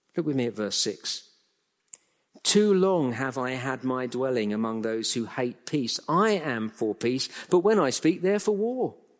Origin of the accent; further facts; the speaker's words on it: England, United Kingdom; I'm a Brit, born and bred in England, lived all my life in the U K